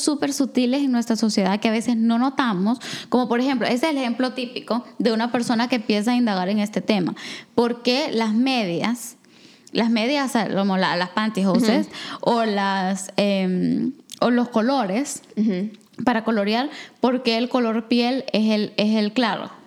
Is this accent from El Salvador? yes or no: yes; El Salvador; moved away as an adult; now in Canada; soy salvadoreña